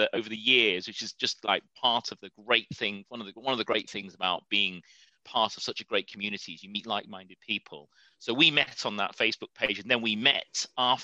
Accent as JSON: {"language": "English", "town": "Preston", "region": "North West England", "country": "United Kingdom", "tie": "born or raised there", "moved": "yes", "lives_now": "London, United Kingdom", "said": "I was born in Preston, in Lancashire"}